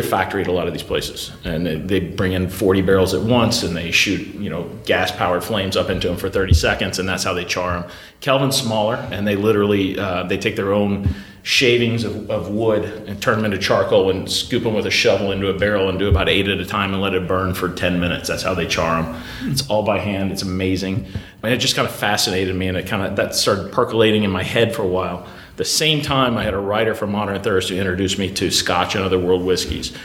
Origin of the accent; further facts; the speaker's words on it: Louisville, Kentucky, United States; I grew up in Louisville, Kentucky